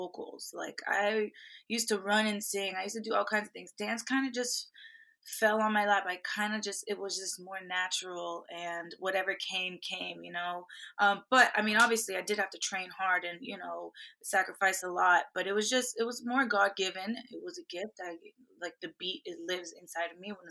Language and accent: English; Miami, Florida, United States; I grew up in Miami